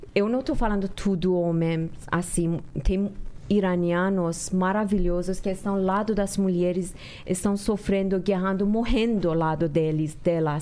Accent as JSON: {"language": "Portuguese", "country": "Iran", "moved": "yes", "lives_now": "Brazil", "said": "até quando que a gente saiu do Irã"}